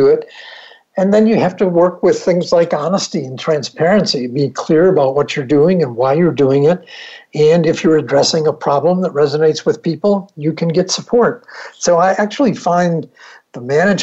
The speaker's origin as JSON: {"language": "English", "town": "Buffalo", "region": "New York", "country": "United States", "tie": "born or raised there", "said": "I grew up in Buffalo, New York"}